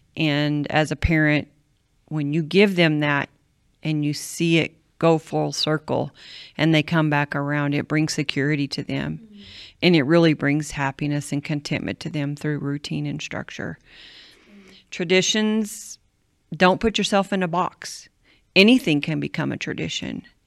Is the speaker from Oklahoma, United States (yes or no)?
yes; Cushing, Oklahoma, United States; when I was three, my dad and mom moved to Cushing, Oklahoma to start a home missions work